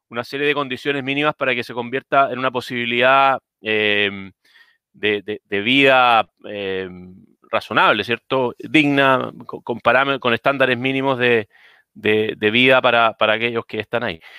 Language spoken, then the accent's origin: Spanish; Chile; born there; Yo de partida no, nací en Chile, mis padres son inmigrantes, o sea, mi padre es inmigrante, todos mis abuelos son inmigrantes